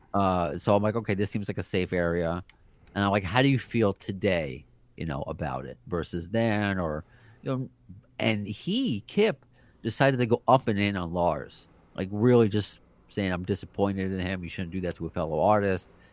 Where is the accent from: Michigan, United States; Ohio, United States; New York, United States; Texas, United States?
New York, United States; New York City; we're both from Brooklyn. I was born in Brooklyn. My family's from Brooklyn.